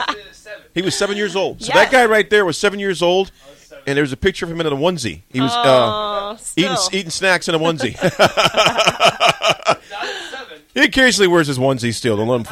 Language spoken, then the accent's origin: English; Lincoln, Nebraska, United States; I'm a Link as well.